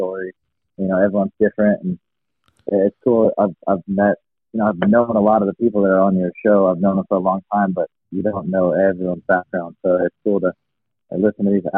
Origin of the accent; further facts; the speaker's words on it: Iowa, United States; moved away as an adult; now in Florida, United States; growing up in Iowa